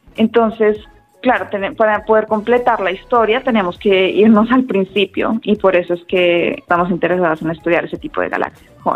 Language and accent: Spanish; Bogotá, Colombia; moved away as an adult; also born or lived in Austin, Texas, United States; nací en la capital, en Bogotá y allá hay muchísimos centros de, de ciencia, había muchas charlas en Maloca o en el planetario a las que yo iba